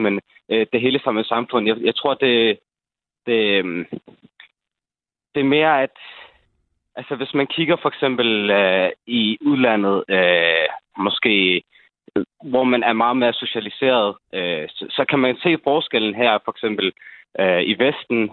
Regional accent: Holbæk, Zealand, Denmark; born or raised there

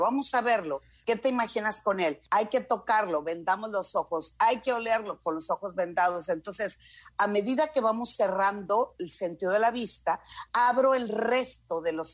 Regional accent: Culiacán, Sinaloa, Mexico; como buena norteña, yo soy de Culiacán

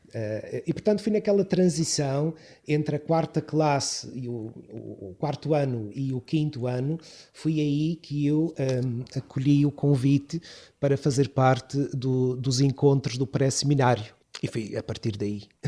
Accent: Câmara de Lobos, Madeira, Portugal; sou natural do Conselho de Câmara de Lobos, não propriamente da freguesia de Câmara ah, okay. de Lobos, mas um pouco mais acima, a freguesia do Estreito de Câmara de Lobos

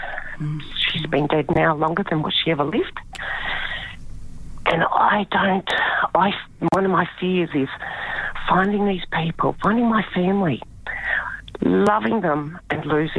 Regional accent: Brisbane, Queensland, Australia; we grew up in Brisbane.

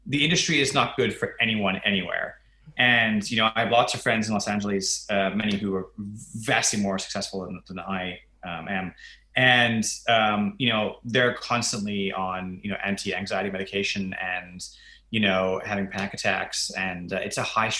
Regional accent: Australia; as an Australian

